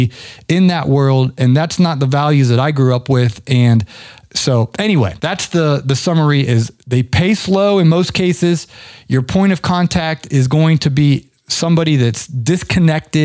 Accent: Ohio, United States; now in Atlanta, United States; I grew up in Ohio

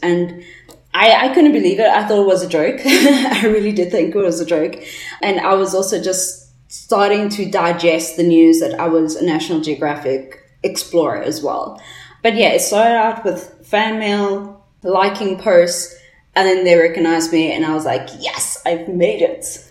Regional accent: Johannesburg, Gauteng, South Africa; I'm from Johannesburg, so I'm in Gauteng

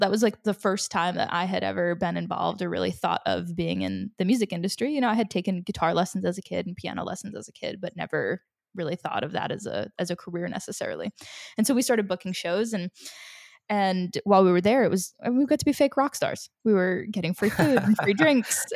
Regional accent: Rhode Island, United States; also born or lived in Chile; I'm from Rhode Island. I, you know, I grew up here.

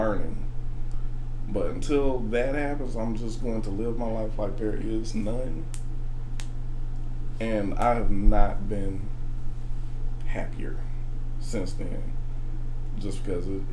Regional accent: Birmingham, Alabama, United States; moved away as an adult; now in Nashville, United States; I'm from Birmingham

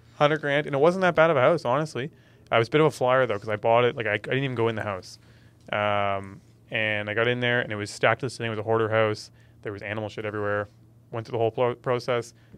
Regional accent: Ontario, Canada; moved away as an adult; now in Nova Scotia, Canada; Born and raised in Ontario

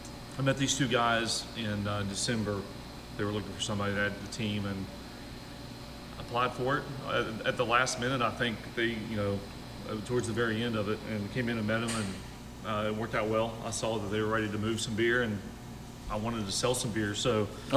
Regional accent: Nashville, Tennessee, United States; And I came from Nashville, Tennessee.

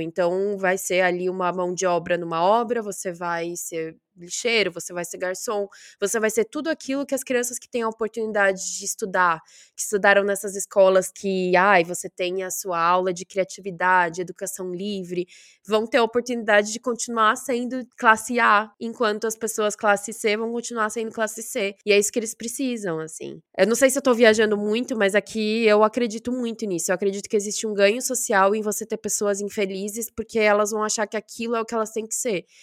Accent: Brazil; moved away as an adult; quando eu saí do Brasil

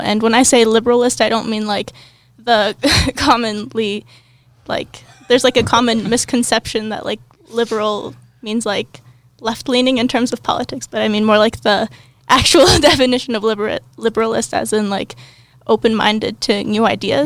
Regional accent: Cincinnati, Ohio, United States; I'm from Cincinnati, Ohio.

